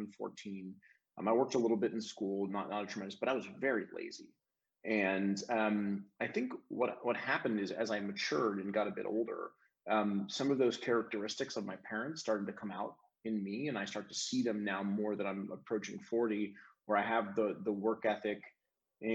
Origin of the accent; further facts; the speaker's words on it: Cleveland, Ohio, United States; also born or lived in Chesterland, Ohio; now in Nashville, United States; I'm from Cleveland. I was born in Cleveland Heights, University Heights, Ohio area